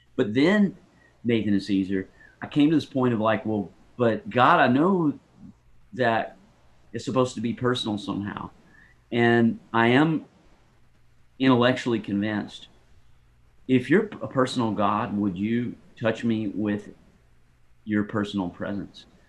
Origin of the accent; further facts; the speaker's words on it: Greensboro, North Carolina, United States; I grew up in Greensboro, North Carolina